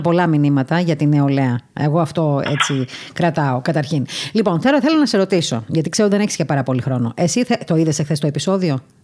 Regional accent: Crete, Greece; now in Athens, Greece; εκεί που μεγάλωσα εγώ στην Κρήτη

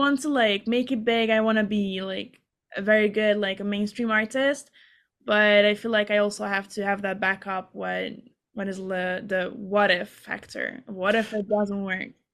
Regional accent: Hungary; moved away as an adult; now in United States; I'm from Hungary

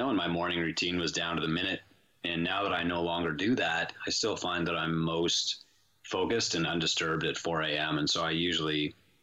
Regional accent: St. Joseph Island, Ontario, Canada; also born or lived in Sault Ste. Marie, Ontario; I was born Sault Ste. Marie, Ontario. We're in kind of northern Canada, and I spent my childhood on an island called St. Joseph Island

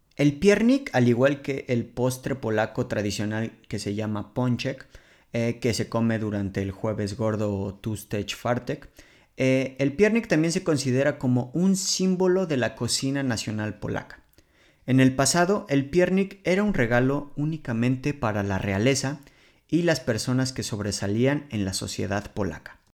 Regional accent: Mexico City, Mexico; moved away as an adult; now in Poland; provengo de la Ciudad de México

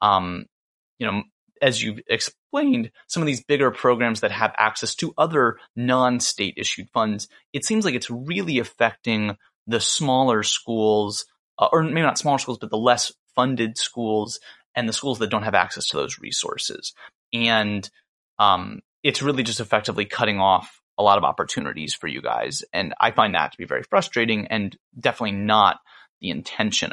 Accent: Atlanta, Georgia, United States; now in New Orleans, United States; I'm from Atlanta

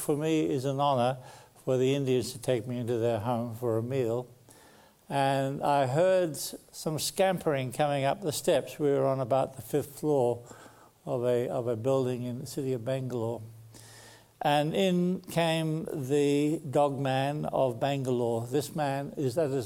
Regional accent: Sydney, New South Wales, Australia; I was born in Sydney.

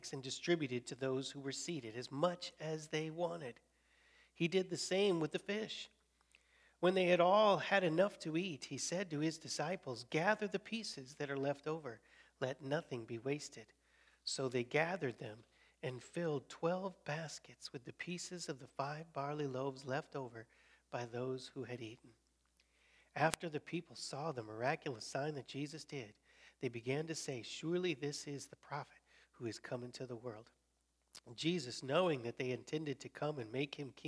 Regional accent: Colorado, United States; moved away as an adult; also born or lived in Chicago, Illinois; I was born in Chicago and then grew up in Colorado, came back to Chicago for college and seminary.

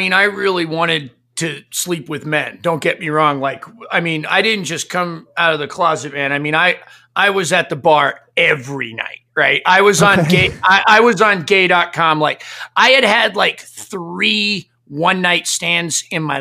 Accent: Maine, United States; I grew up Catholic in Maine

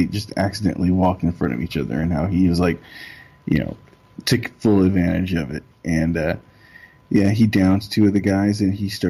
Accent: New York City, New York, United States; I'm from Brooklyn

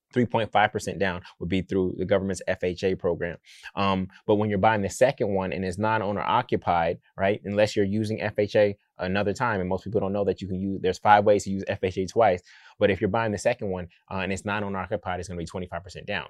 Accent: Oakland, California, United States; I'm from Oakland

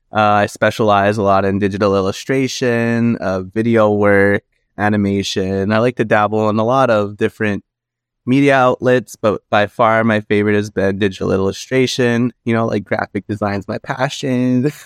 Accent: Kitigan-Zibi, Quebec, Canada; I'm Algonquin from Kitigan-Zibi and Anishinaabe. That's where I'm currently at right now.

